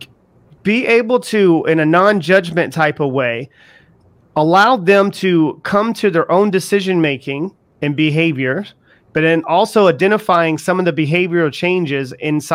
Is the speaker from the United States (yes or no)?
yes; the South, United States; I was raised also in the South.